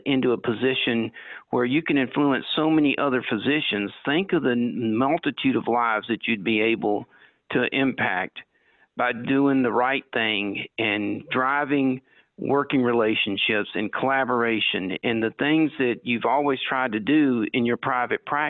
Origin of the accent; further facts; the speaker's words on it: Anderson, South Carolina, United States; now in Barberton, United States; the hometown I grew up in Anderson, South Carolina